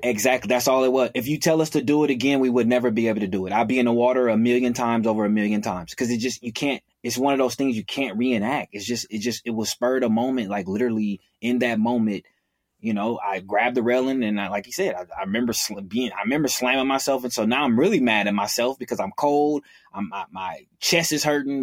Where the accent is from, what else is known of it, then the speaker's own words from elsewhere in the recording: Oakland, California, United States; am born and raised in Oakland, California.